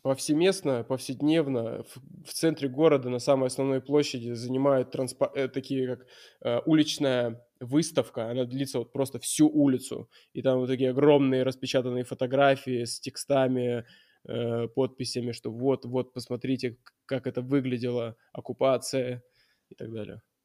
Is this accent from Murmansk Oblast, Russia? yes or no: yes; Murmansk, Murmansk Oblast, Russia; moved away as an adult; also born or lived in Veliky Novgorod / Moscow; Я приехал в Мурманск, сначала в Мурманске, но это, конечно, мой родной город